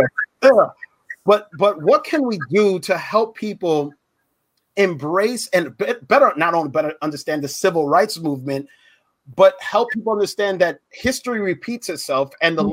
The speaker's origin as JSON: {"language": "English", "town": "Pine Hills", "region": "Florida", "country": "United States", "tie": "born or raised there", "said": "I grew up in Pine Hills. I was the only light skinned Puerto Rican boy there"}